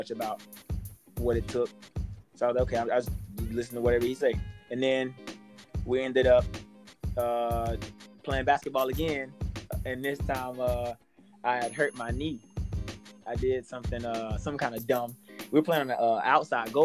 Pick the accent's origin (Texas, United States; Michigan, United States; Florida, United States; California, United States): Florida, United States; Wakulla; also born or lived in Miami; growing up in Wakulla, it's predominantly, you know, a Caucasian population